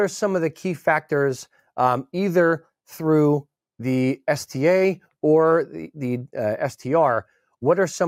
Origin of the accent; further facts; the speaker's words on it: United States; as an American